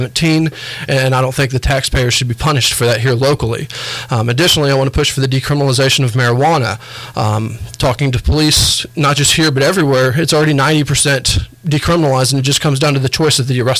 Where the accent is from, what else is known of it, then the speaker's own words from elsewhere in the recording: Warner Robins, Georgia, United States; also born or lived in New York; now in Huntsville, United States; I grew up in Warner Robins, Georgia, which is an Air Force town.